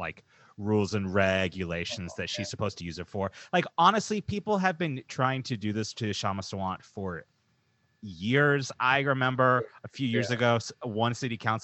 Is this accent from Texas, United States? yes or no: yes; Dallas, Texas, United States; now in Seattle, United States; I grew up in Dallas